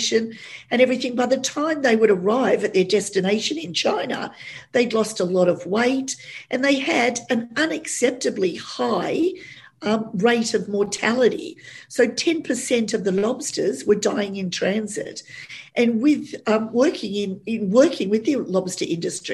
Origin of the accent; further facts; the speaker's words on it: Australia; an Aussie girl